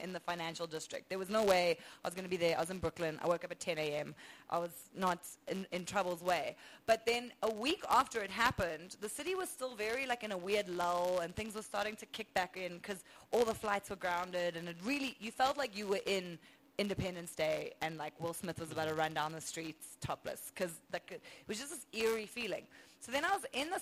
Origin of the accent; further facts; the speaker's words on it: South Africa; accent: South African; I'm from South Africa